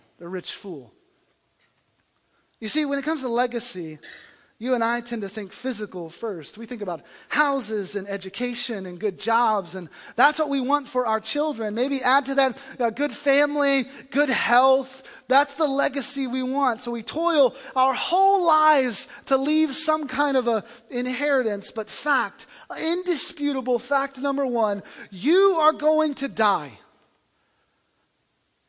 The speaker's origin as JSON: {"language": "English", "region": "the South", "country": "United States", "said": "I come from the South"}